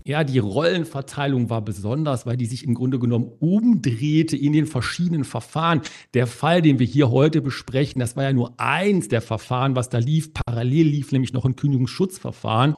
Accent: Germany; bei uns in Deutschland

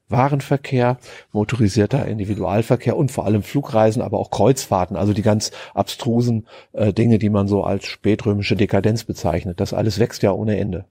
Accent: Germany; Ich bin ja Deutscher

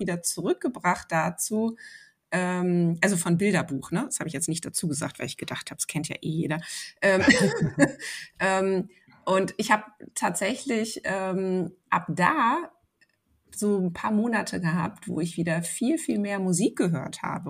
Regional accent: Cologne, North Rhine-Westphalia, Germany; ich bin ja in Köln groß geworden

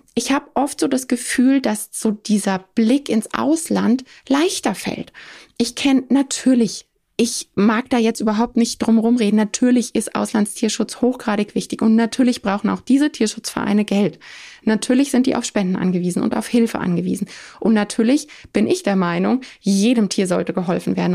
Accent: Germany; Bei uns vor Ort in Deutschland

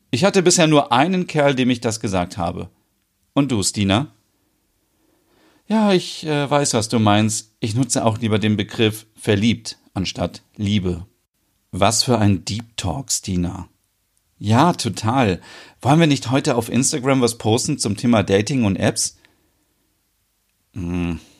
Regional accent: Sweden; Ich habe daher schon öfters als Schwedin erlebt, dass männliche Touristen denken, alle Schwedinnen seien für Sex empfänglich und man könnte uns plump anmachen.

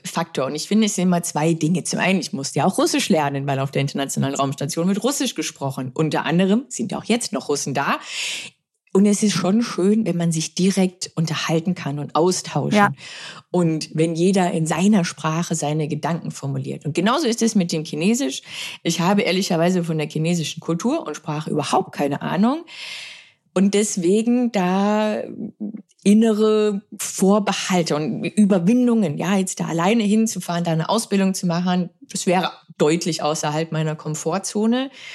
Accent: Germany; wir sind aus Deutschland zu zweit, Dr. Amelie Schönenwald und ich

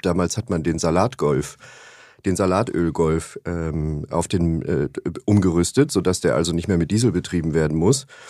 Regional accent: Upper Bavaria, Germany; now in Hamburg, Germany; in meiner Heimat ähm, in Oberbayern

